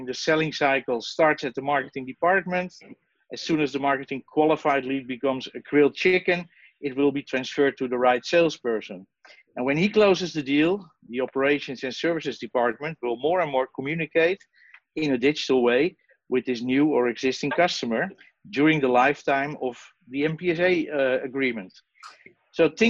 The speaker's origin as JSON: {"language": "English", "town": "Amsterdam", "region": "North Holland", "country": "Netherlands", "said": "I'm from the Netherlands, Amsterdam."}